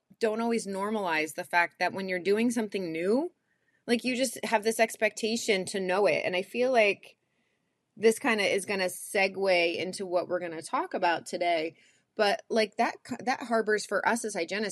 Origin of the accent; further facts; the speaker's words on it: United States; I am your American dental hygiene host